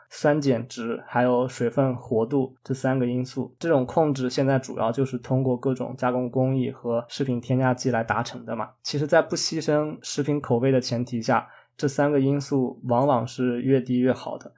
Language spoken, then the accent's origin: Chinese; China; now in Canada; 我们中国人对这些甜品糕点的，最大的赞扬就是